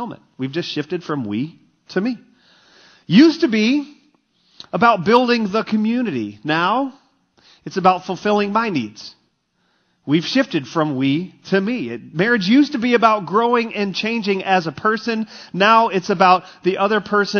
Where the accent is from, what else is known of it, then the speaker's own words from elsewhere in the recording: Texas, United States; moved away as an adult; also born or lived in Michigan; growing up in Texas, we had really shallow bunkers